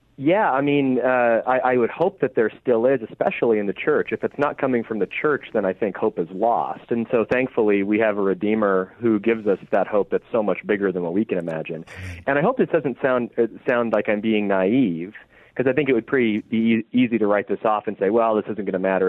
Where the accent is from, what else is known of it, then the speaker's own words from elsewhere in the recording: Oregon, United States; I'm from Oregon, so I'm an Oregon Ducks fan